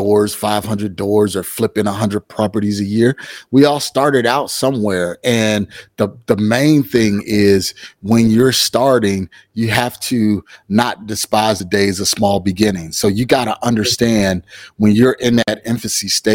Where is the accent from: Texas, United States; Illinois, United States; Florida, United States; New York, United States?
Illinois, United States; Chicago; moved away as an adult; now in Phoenix, United States; I hail from Chicago, Illinois, but I am in the Phoenix, Arizona market. And I've been out here for about 10 years now.